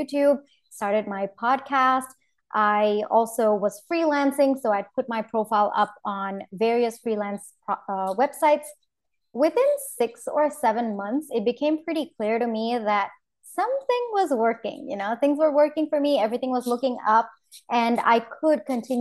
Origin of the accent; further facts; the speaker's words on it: India; moved away as an adult; also born or lived in New York, United States; I come from India